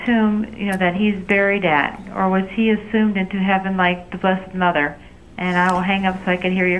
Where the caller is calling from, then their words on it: Canton, Ohio, United States; I'm calling from Canton, Ohio, your hometown.